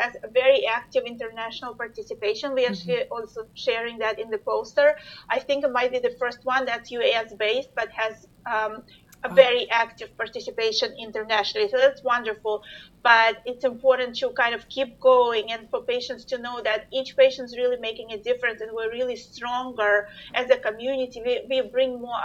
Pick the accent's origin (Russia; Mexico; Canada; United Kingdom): Russia; moved away; I'm originally from Russia, so we've connected with the Russian community